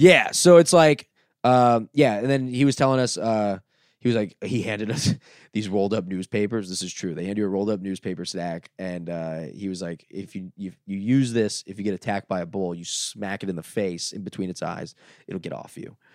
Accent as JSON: {"language": "English", "town": "Dania Beach", "region": "Florida", "country": "United States", "tie": "born or raised there", "also_born_or_lived": "Los Angeles", "moved": "as an adult", "said": "Dania Beach, my hometown"}